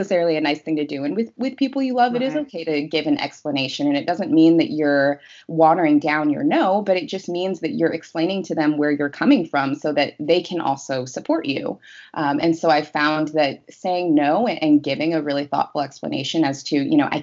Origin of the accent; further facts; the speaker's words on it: Seattle, Washington, United States; moved away as an adult; now in Los Angeles, United States; I am originally from Seattle. I moved from Seattle to Los Angeles last year